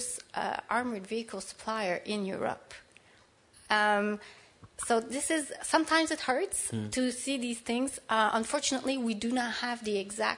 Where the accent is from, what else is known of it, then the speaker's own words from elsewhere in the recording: Canada; I'm Canadian